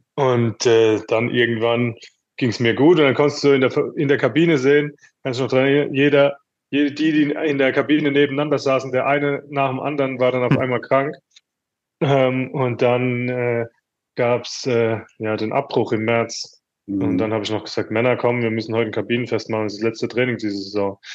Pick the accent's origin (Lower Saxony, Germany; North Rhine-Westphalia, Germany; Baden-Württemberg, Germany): Baden-Württemberg, Germany; Mannheim; moved away as an adult; also born or lived in Paris; Ich bin in Mannheim geboren, kannte alles, wusste alles, wie es hier vonstatten geht.